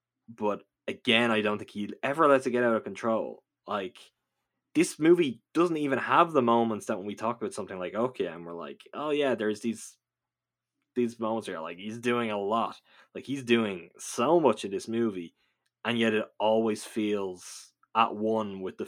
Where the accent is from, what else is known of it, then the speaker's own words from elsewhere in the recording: California, United States; I grew up in Southern California, and at night you could hear them howling sometimes